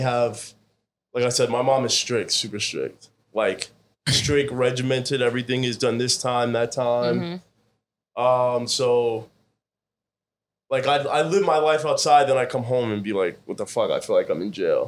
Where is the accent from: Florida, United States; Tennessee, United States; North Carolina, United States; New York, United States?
New York, United States; Scarsdale; I grew up in Scarsdale